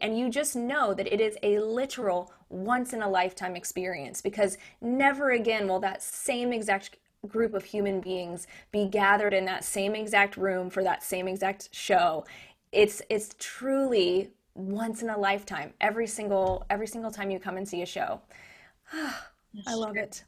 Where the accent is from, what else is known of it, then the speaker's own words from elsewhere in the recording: Lexington, Kentucky, United States; moved away as an adult; also born or lived in New York; This is my hometown. I grew up here